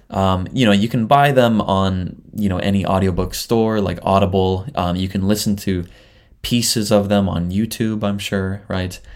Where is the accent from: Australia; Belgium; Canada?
Canada; now in Japan; I'm a Canadian living in Japan